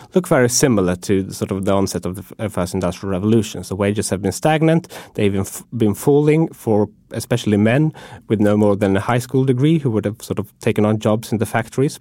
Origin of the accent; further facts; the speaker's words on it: Sweden; moved away; when I go home to my home country, which is Sweden